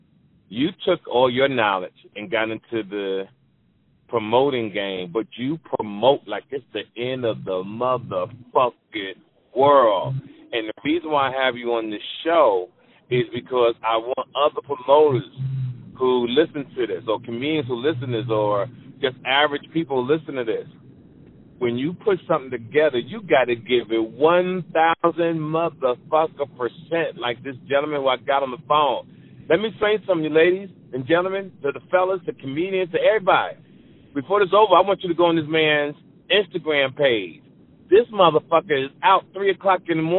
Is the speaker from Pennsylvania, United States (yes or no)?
yes; Philadelphia, Pennsylvania, United States; all our people we grew up in Philly